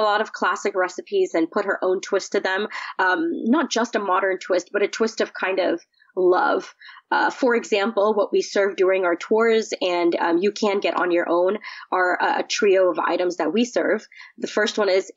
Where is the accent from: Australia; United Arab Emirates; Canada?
United Arab Emirates; Dubai; now in Houston, United States; I was born and raised in Dubai